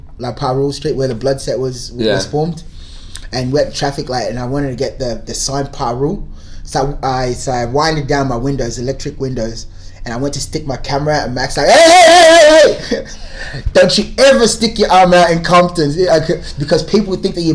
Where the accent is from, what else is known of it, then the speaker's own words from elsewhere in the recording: Australia; as an Australian driver, instinctively, we would stay on the left